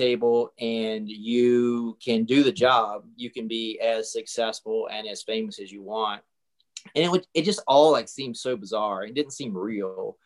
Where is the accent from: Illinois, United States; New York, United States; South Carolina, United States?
South Carolina, United States; moved away as an adult; also born or lived in Charlotte, North Carolina / Florence, South Carolina / Los Angeles; I grew up in a really, really small town in South Carolina.